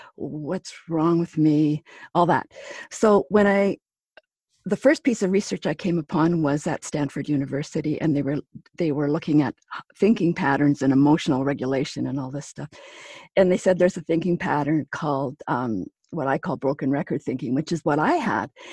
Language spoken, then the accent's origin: English; Pine Falls, Manitoba, Canada; moved away; my hometown, which is Pine Falls, Manitoba